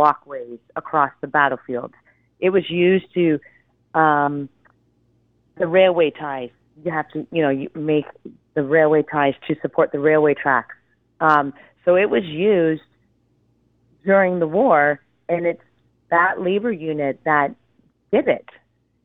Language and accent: English; Ontario, Canada; I'm from Ontario